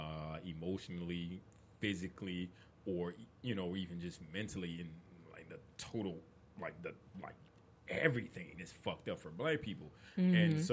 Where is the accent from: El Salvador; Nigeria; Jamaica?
Nigeria; me being Nigerian